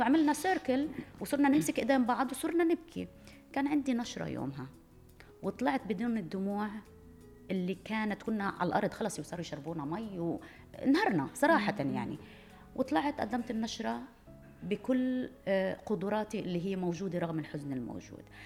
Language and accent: Arabic; Palestine; انا فلسطينيه